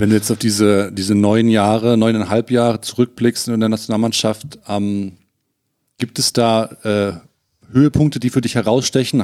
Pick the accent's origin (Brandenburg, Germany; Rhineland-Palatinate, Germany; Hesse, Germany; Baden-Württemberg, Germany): Hesse, Germany; gebürtiger Hesse